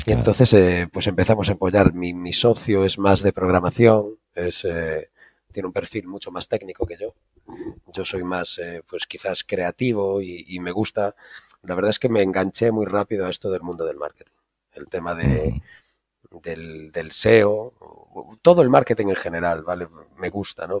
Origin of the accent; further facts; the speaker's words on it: A Coruña, Galicia, Spain; moved away as an adult; also born or lived in Mexico / Netherlands; Yo soy de La Coruña, soy de La Coruña, de Galicia